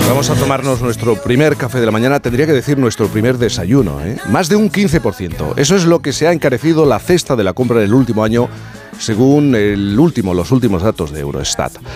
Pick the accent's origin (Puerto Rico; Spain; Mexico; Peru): Spain; Yo como español